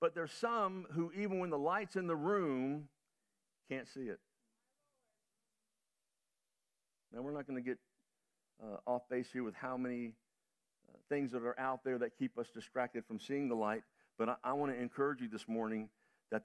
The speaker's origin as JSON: {"language": "English", "country": "United States", "said": "being an American traveling around the world"}